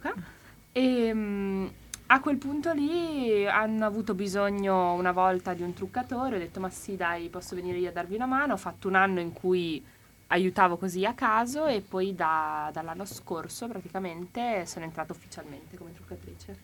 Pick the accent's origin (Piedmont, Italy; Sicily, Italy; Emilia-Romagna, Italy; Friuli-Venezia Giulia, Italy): Emilia-Romagna, Italy; Bologna; moved away as an adult; now in Padua, Italy; io sono di Bologna, sono venuta a Padova.